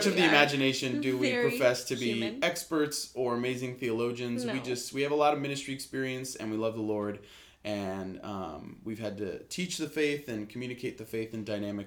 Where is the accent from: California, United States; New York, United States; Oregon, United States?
California, United States; Lake Arrowhead; I am originally from Lake Arrowhead, California, up in the mountains